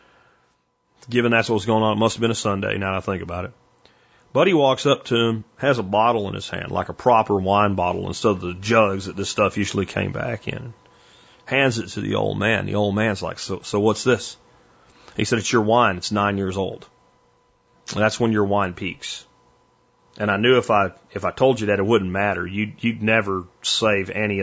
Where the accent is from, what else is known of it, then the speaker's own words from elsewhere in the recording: Pennsylvania, United States; where I grew up in Pennsylvania in my teenage years